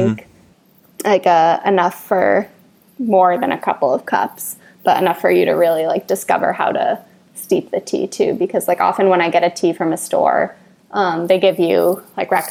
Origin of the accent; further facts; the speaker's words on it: Boston, Massachusetts, United States; now in New York City, United States; I'm from Boston originally